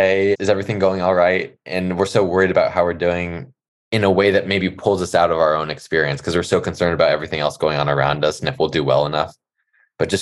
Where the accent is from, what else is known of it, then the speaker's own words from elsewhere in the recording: Los Angeles, California, United States; growing up in California and Los Angeles